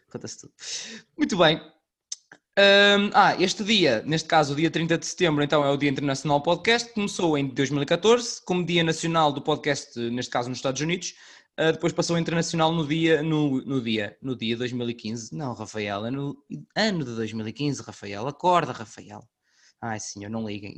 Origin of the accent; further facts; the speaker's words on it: Norte, Portugal; accent: northern; sou o único nortenho neste grupo